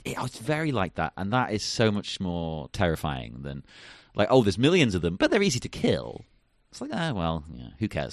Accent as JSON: {"language": "English", "region": "England", "country": "United Kingdom", "said": "being English"}